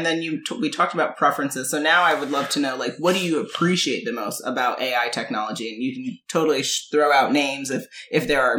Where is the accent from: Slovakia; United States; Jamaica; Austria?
Jamaica; So, as y'all know, I'm Jamaican with 1,000 jobs.